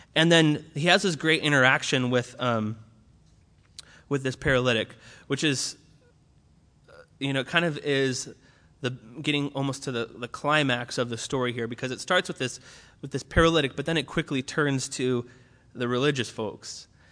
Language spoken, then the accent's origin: English; Orange County, California, United States; moved away as an adult; now in Berkeley, United States; I was originally from Orange County, which is like the opposite of Berkeley